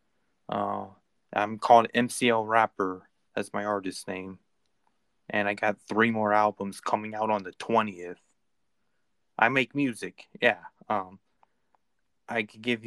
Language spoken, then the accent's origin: English; California, United States; I'm actually from California